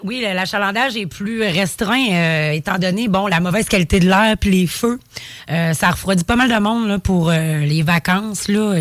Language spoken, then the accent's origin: French; Quebec, Canada; moi je suis québécoise d'abord à 100